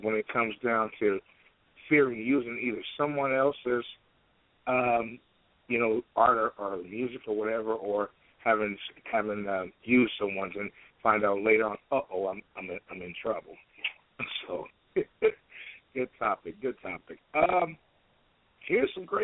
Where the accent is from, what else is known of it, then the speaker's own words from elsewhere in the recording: Midwest, United States; I'm from the Midwest